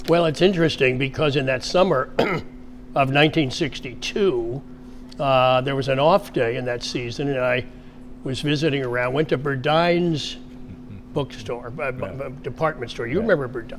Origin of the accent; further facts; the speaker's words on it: Wilmington, Delaware, United States; moved away as an adult; also born or lived in Wake Forest; I grew up in Wilmington, Delaware